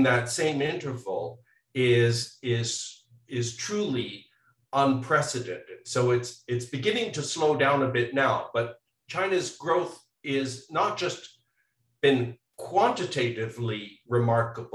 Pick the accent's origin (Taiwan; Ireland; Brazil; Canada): Canada; now in United States; I'm originally from Canada